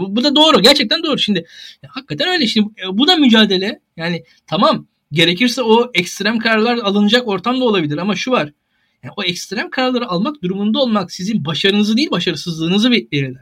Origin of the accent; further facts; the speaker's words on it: Turkey; bir Türk olarak